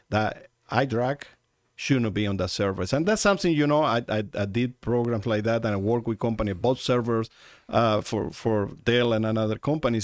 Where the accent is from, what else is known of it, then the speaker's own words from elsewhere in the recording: Uruguay; moved away as an adult; now in Arizona, United States; in the country I was born in Uruguay